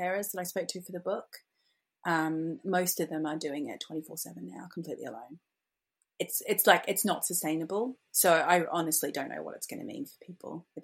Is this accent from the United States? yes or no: no; Australia; now in London, United Kingdom; I am an Australian who's been in London for a very, very long time. I live in Southeast London